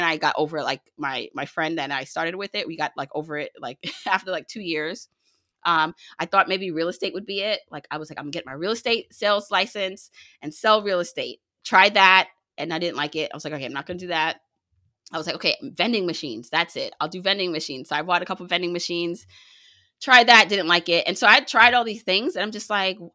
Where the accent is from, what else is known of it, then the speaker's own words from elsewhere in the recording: Jamaica; now in United States; I was born in Jamaica, you know, the island, not Queens